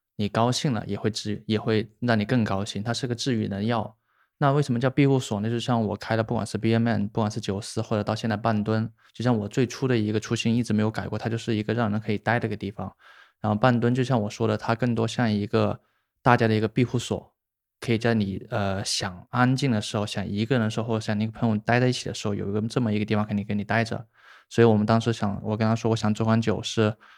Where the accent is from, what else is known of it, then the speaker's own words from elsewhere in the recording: Shenzhen, Guangdong, China; also born or lived in Hubei; 我不算本地人，但应该就是大家称，就是现在大家聊的就是生二代吧，因为我老家是湖北人，然湖后北对，就是在很小的时候来的深圳